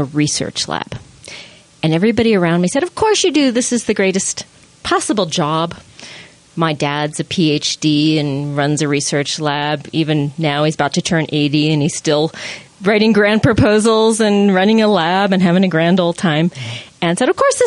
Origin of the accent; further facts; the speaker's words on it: Long Island, New York, United States; now in Utah, United States; I grew up in New York, on Long Island